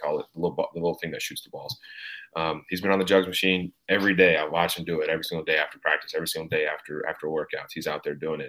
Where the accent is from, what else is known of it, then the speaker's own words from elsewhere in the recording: Knoxville, Tennessee, United States; So I grew up in Knoxville. I'm from Knoxville. I still live in Knoxville and I go to school here.